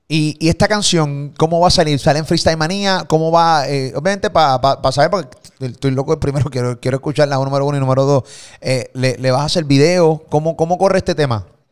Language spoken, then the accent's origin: Spanish; Puerto Rico; Desde Puerto Rico para el mundo